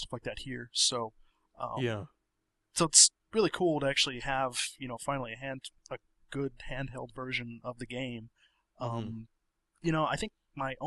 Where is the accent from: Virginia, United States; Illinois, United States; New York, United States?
Illinois, United States; moved away; I'm originally from Illinois